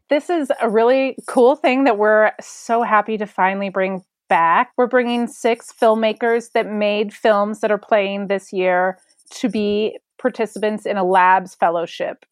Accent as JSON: {"language": "English", "town": "Denver", "region": "Colorado", "country": "United States", "tie": "born or raised there", "said": "I grew up in Denver, Colorado"}